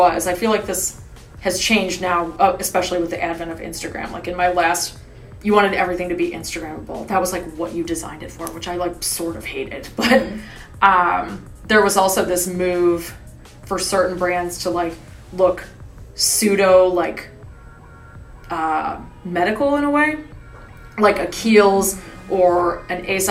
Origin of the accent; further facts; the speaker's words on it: Cleveland, Ohio, United States; moved away; I'm from Cleveland